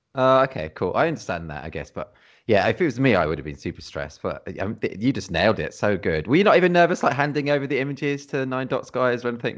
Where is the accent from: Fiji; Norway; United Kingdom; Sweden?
United Kingdom; Redditch, West Midlands; moved away as an adult; now in Cornwall, United Kingdom; I'm from the Midlands originally. I've only been down in Cornwall, like, last, like, twelve years or something like that.